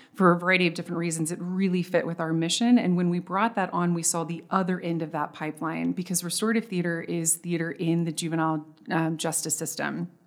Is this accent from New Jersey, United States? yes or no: no; Texas, United States; I'm from Texas.